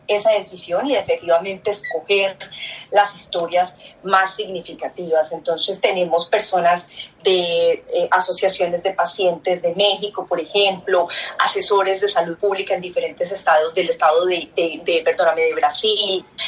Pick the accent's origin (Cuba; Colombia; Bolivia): Colombia